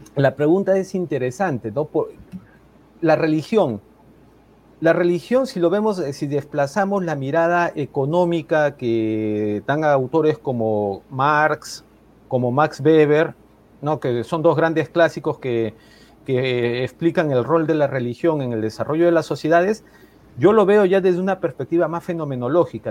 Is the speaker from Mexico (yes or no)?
no; Peru; Soy peruano